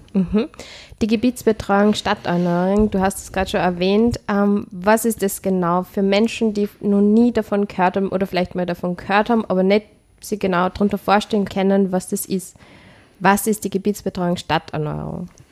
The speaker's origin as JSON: {"language": "German", "region": "Upper Austria", "country": "Austria", "said": "ich komme aus Oberösterreich"}